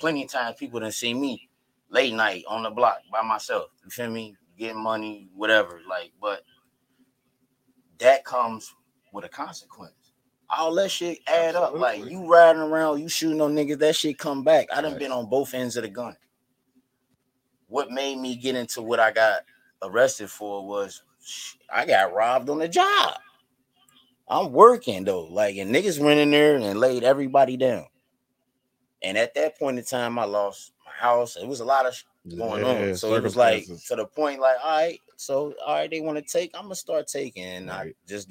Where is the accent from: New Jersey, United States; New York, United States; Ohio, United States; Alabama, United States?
Ohio, United States; Cincinnati; I'm from Avondale. Hey, whoa, ho. Yeah, I'm saying, born and raised. I went to Rockdale K-6.